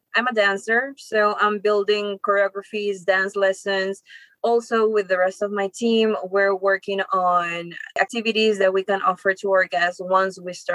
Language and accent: English; Lima, Peru; I'm from Lima, Peru. Okay. I've been born and raised there.